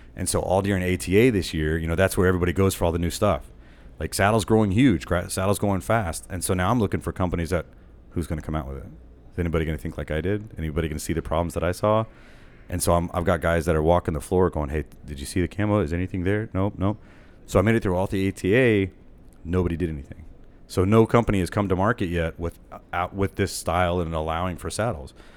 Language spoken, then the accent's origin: English; Texas, United States; also born or lived in Austin, Texas; I'm from Texas, so I was living in Austin